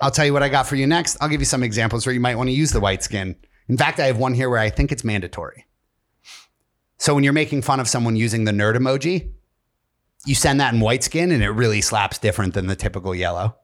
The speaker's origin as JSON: {"language": "English", "town": "Tunkhannock", "region": "Pennsylvania", "country": "United States", "tie": "born or raised there", "moved": "yes", "said": "I grew up in Tunkhannock, Pennsylvania."}